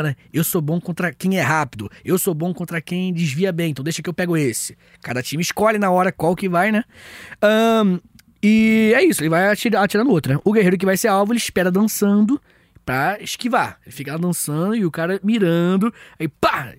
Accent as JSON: {"language": "Portuguese", "town": "Angra dos Reis", "region": "Rio de Janeiro", "country": "Brazil", "said": "Eu sou de Angra"}